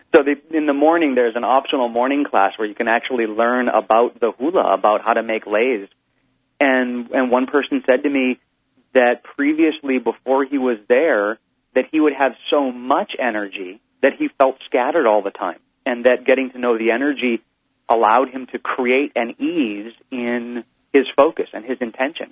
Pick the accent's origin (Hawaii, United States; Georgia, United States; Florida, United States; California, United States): Hawaii, United States; I'm from Hawaii